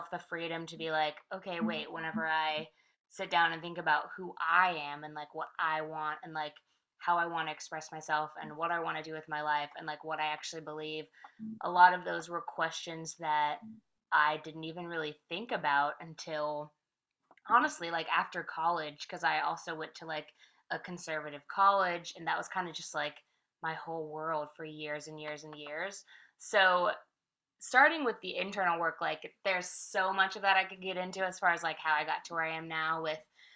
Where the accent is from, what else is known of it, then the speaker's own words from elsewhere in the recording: Vallejo, California, United States; moved away as an adult; also born or lived in San Francisco; now in Nashville, United States; I grew up there. I technically grew up in a little outskirting city called Vallejo. So I lived there from like 12 to 18